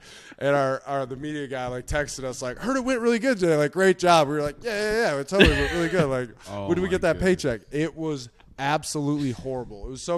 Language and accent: English; Minnesota, United States; I grew up in Minnesota, okay, playing hockey.